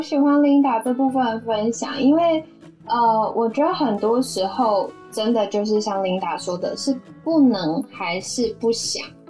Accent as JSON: {"language": "Chinese", "country": "Taiwan", "tie": "born or raised there", "said": "因为我出生在这里"}